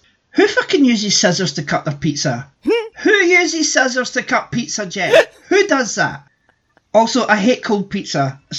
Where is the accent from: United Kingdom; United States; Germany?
United Kingdom; Scotland; being Scottish